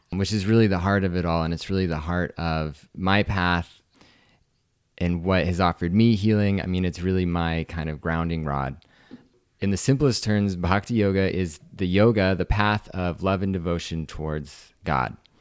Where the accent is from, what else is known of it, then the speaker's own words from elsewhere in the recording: Washington, United States; moved away as an adult; also born or lived in Seattle, Washington / Maui, Hawaii; I grew up in Washington State